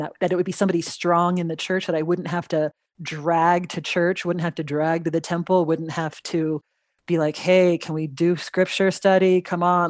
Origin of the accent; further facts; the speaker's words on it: Los Angeles, California, United States; moved away as an adult; also born or lived in Utah / Pennsylvania; now in New Mexico, United States; So I grew up in the Los Angeles area.